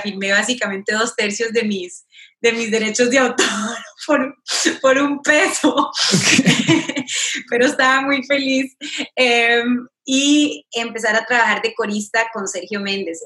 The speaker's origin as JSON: {"language": "Spanish", "country": "Costa Rica", "moved": "as an adult", "lives_now": "Los Angeles, United States", "said": "yo soy segunda generación costarricense, o sea, mis, mis padres ya nacieron allá"}